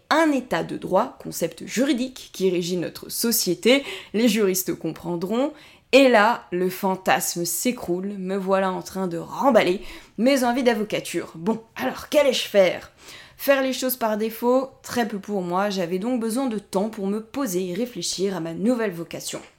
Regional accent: Corsica, France; born there; Je suis née en Corse il y a 33 ans et je voue un attachement particulier à mon île de beauté.

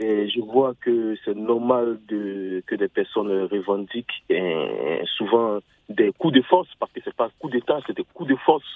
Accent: Côte d’Ivoire; also born or lived in Ghana; je suis ivoirien, je suis ivoirien et ghanéen

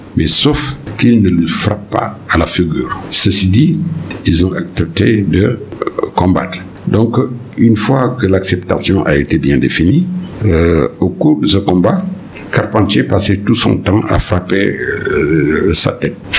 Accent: Senegal; mon pays en tant que Sénégalais

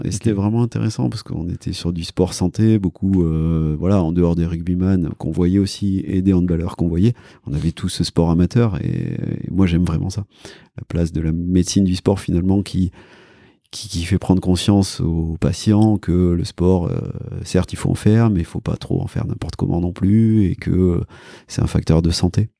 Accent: Cantal, Auvergne-Rhône-Alpes, France; moi j'ai grandi, je disais dans le Cantal

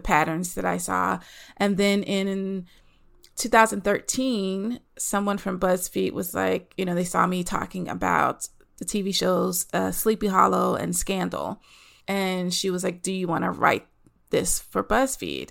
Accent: the South, United States; moved away as an adult; also born or lived in Los Angeles; I'm from the South, living in the South. Um, eventually, I moved

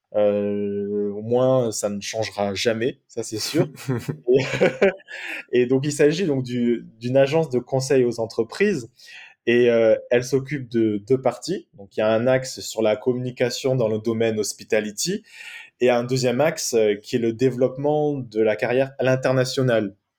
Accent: Marseille, Provence-Alpes-Côte d'Azur, France; moved away as an adult; also born or lived in Norway; je suis né à Marseille le 16 mai 1988, donc ça fait de moi une personne qui a 33 ans aujourd'hui. Et j'ai grandi à Marseille jusqu'à l'âge de 19 ans.

